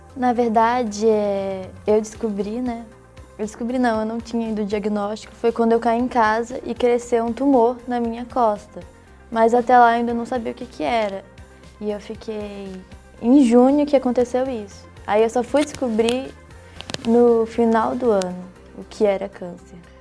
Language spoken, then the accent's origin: Portuguese; Minas Gerais, Brazil; also born or lived in Pará / Manaus; eu sou paraense e com 3 anos eu vim morar aqui em Minas, mas com 11 anos de idade eu fui morar em Manaus